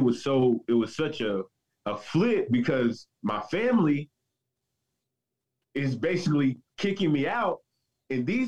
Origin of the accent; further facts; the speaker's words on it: Southern Kentucky, United States; I grew up in Southern Kentucky